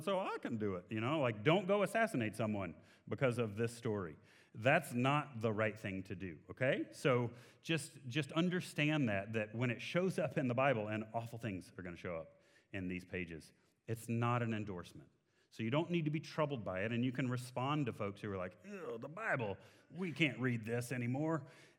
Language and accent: English; Texas, United States; I'm in Texas. I'm from Texas.